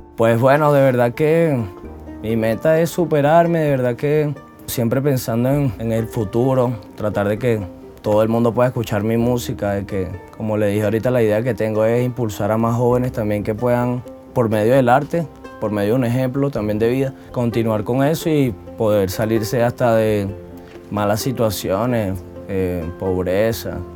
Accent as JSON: {"language": "Spanish", "town": "Valencia", "region": "Carabobo", "country": "Venezuela", "moved": "yes", "lives_now": "Medellín, Colombia", "said": "Soy de Venezuela, estado Carabobo, eh, municipio Valencia."}